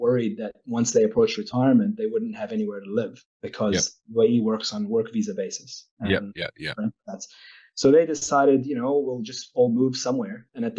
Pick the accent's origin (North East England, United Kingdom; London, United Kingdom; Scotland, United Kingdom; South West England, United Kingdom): North East England, United Kingdom; Newcastle; born there; I was born in Newcastle, and my parents were Palestinian refugees from the 1948.